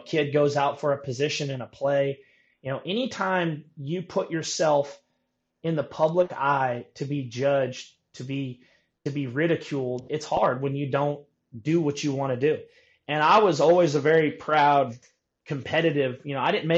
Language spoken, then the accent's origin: English; Napa, California, United States; growing up in Napa